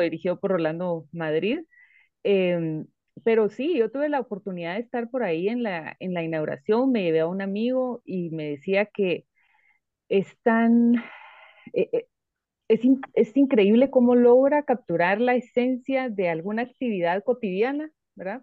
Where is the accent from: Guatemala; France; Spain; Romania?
Guatemala; nosotros como espectadores guatemaltecos